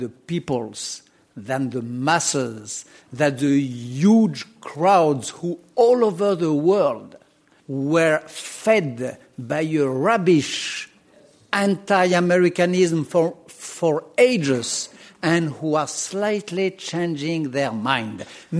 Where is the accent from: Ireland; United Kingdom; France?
France; accent: French; English is a second language; because of my French accent